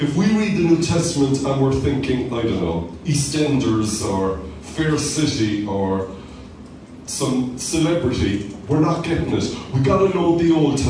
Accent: Cork, Munster, Ireland; growing up in Cork

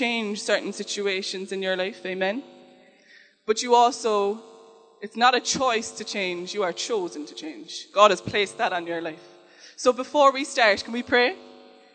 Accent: Cork, Munster, Ireland; I'm from Cork

